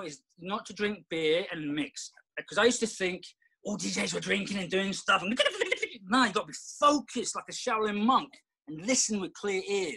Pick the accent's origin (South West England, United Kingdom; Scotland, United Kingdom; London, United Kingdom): London, United Kingdom; moved away; growing up in London, we did everything.